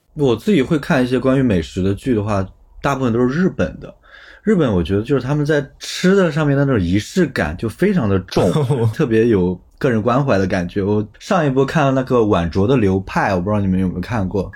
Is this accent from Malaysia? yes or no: no; Anhui, China; also born or lived in Shenzhen; now in Chengdu, China; 我小时候在安徽长大嘛，安徽不是中原地带嘛